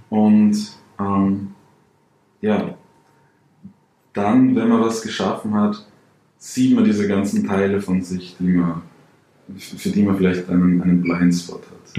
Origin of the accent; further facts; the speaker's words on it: Salzburg, Austria; ich bin aus Salzburg direkt Grenze zu Deutschland